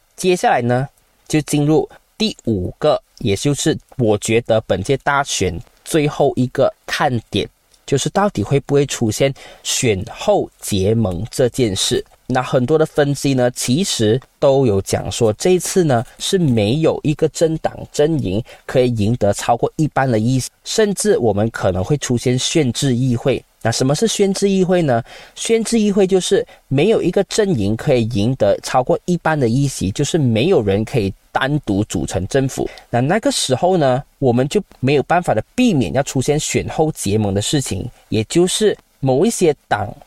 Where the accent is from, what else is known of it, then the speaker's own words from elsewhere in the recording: Malaysia; 今天你身为马来西亚华人